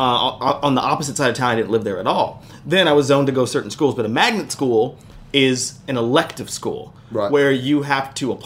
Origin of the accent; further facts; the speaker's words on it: Las Vegas, Nevada, United States; But so in Vegas, I grew up in Las Vegas, and I went to a magnet school, which was a performing arts high school.